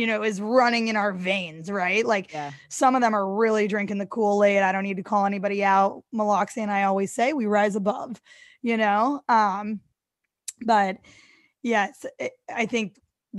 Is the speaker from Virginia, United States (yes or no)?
no; St. Louis, Missouri, United States; now in New York, United States; I grew up in St. Louis, Missouri